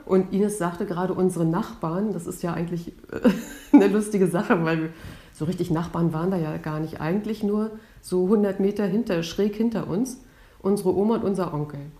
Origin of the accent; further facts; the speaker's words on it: near Stralsund, Mecklenburg-Vorpommern, Germany; Wir sind in Norddeutschland aufgewachsen, in der Nähe von Stralsund